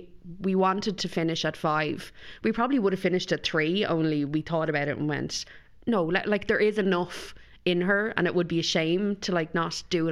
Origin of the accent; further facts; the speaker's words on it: County Kildare, Ireland; But I grew up in Kildare